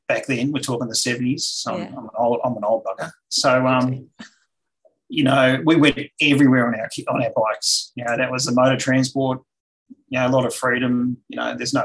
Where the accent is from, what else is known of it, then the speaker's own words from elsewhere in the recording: Melbourne, Victoria, Australia; moved away as an adult; now in Tasmania, Australia; I grew up in the eastern suburbs of Melbourne.